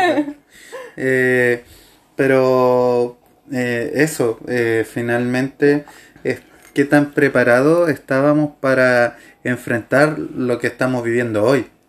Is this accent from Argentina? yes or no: no; Chile; Los chilenos por lo general no decimos que no